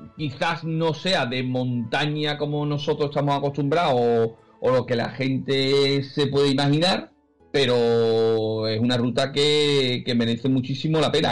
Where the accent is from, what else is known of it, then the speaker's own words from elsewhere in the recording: Seville, Andalusia, Spain; somos de Sevilla